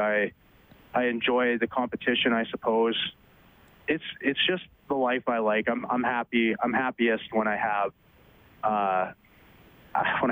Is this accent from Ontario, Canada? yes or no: no; Bonnyville, Alberta, Canada; now in St. Albert, Canada; I grew up in Bonnyville